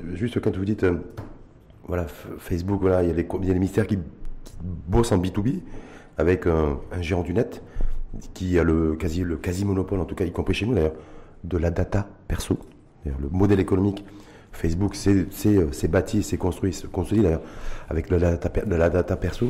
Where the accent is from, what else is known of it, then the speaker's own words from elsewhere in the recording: Morocco; chez nous au Maroc